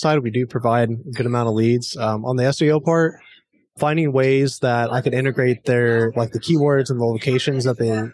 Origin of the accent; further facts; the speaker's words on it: Bloomington, Indiana, United States; I am a Hoosier, so I'm from Bloomington, Indiana